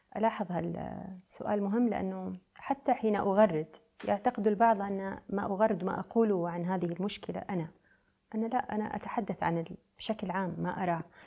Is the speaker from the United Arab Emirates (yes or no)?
yes; United Arab Emirates; also born or lived in Beirut, Lebanon; أنا بنت الخليج